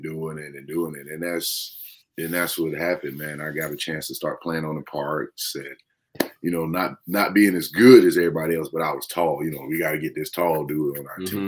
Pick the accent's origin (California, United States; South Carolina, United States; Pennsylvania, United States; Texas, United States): South Carolina, United States; Florence; also born or lived in Columbia, South Carolina; I'm from Florence, you know, South Carolina.